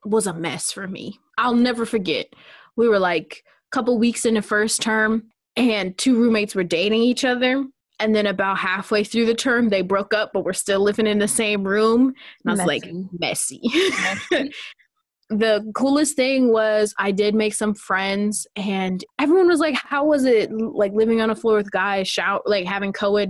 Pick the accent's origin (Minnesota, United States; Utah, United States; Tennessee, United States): Minnesota, United States; moved away as an adult; also born or lived in Portland, Oregon